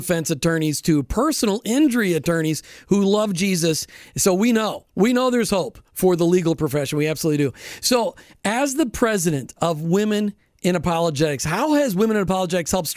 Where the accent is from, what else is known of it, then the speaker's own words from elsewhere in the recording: Minnesota, United States; I grew up in Minnesota